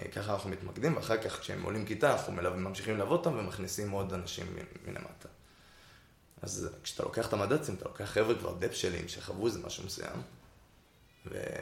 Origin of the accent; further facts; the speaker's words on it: Karmei Yosef, Central District, Israel; now in Tel Aviv, Israel; במקור אני מכרמי יוסף, גר היום בתל אביב